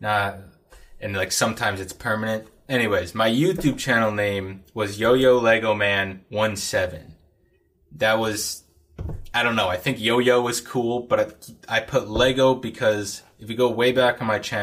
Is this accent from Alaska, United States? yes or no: yes; Anchorage, Alaska, United States; now in Fairbanks, United States; I grew up in Anchorage and then moved up to Fairbanks for school, and live and work up here.